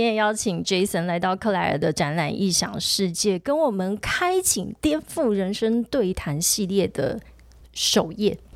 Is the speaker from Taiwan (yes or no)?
yes; southern Taiwan, Taiwan; 因为我们是南部